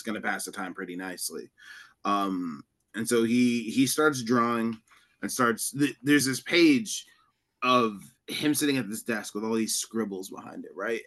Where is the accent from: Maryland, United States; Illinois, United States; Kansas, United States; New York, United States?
New York, United States; I'm technically a New Yorker